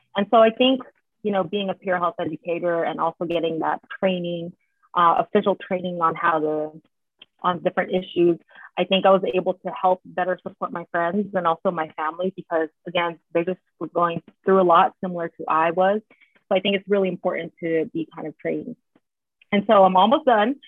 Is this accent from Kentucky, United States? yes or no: no; San Jose, California, United States; moved away as an adult; now in Philadelphia, United States; I was born and raised in San Jose, so Bay Area Ooh. girl for life. Currently live in Philly